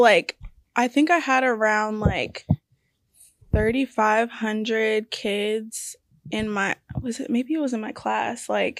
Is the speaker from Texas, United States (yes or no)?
yes; The Woodlands, Texas, United States; The Woodlands.